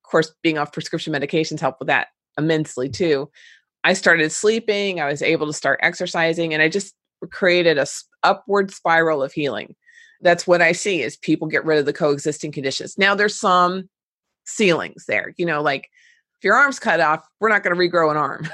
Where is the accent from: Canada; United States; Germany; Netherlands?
United States; Cincinnati, Ohio; my hometown in Cincinnati